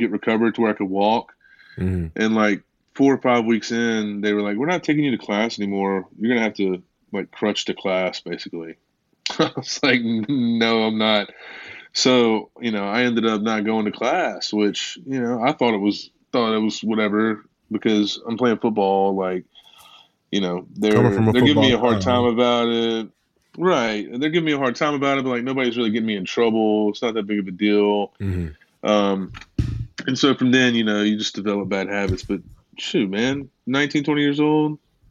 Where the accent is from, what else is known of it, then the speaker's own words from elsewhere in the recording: West Monroe, Louisiana, United States; I came from a place in Louisiana. I'm from West Monroe, Louisiana